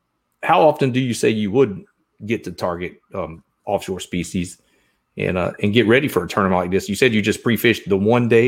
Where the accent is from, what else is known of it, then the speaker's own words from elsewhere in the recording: Southeast Georgia, United States; I grew up in Southeast Georgia